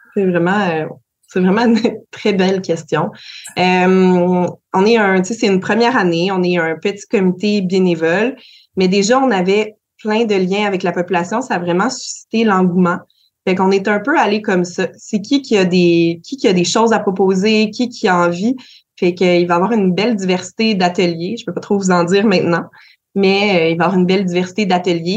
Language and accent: French; Gaspésie, Quebec, Canada; chez nous, en Gaspésie